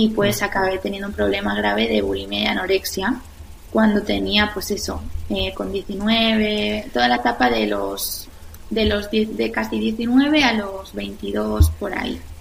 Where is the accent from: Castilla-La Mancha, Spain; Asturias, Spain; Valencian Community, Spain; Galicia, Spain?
Valencian Community, Spain; La Eliana; now in Madrid, Spain; yo soy de La Eliana, un pueblo de, Valencia